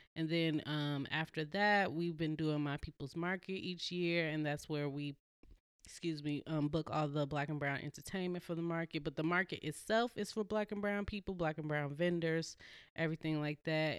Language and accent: English; Chicago, Illinois, United States; also born or lived in California; now in Portland, United States; I'm originally from Chicago, Southside